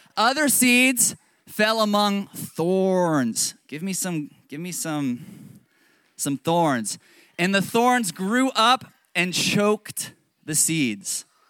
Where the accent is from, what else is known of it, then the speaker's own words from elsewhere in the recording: Northern Virginia, United States; I'm from Northern Virginia